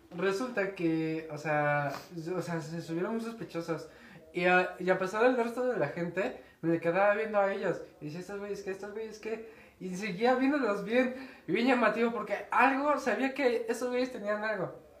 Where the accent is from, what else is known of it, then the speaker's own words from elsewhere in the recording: Mexico; somos mexicanos